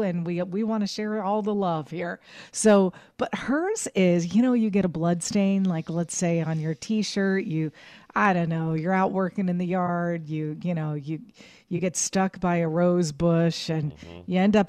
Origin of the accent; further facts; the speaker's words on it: Pittsburgh, Pennsylvania, United States; moved away as an adult; I was working in Pittsburgh, in Pennsylvania, my hometown.